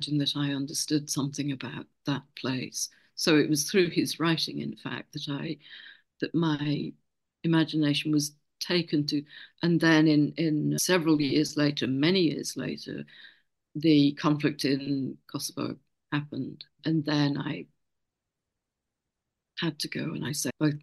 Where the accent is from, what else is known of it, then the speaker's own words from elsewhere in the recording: Lincolnshire, East Midlands, United Kingdom; I'm actually from Lincolnshire, and Hull is the biggest city across the river